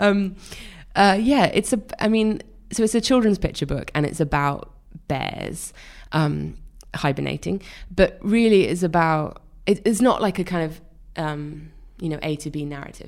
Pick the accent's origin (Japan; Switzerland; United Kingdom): United Kingdom; Wales; born or raised there